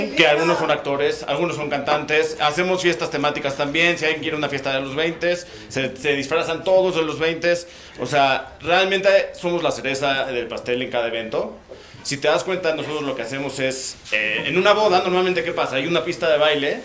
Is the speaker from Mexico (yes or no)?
yes; Mexico; Los dos somos de México